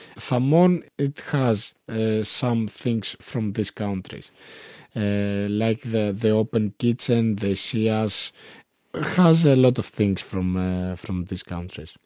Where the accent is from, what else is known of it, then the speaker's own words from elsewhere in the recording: Konitsa, Epirus, Greece; English is a second language; moved away as an adult; also born or lived in Germany / Athens / Thessaloniki; now in Ioannina, Greece; I was, eh, growing up in, eh, Konitsa, eh, in a small village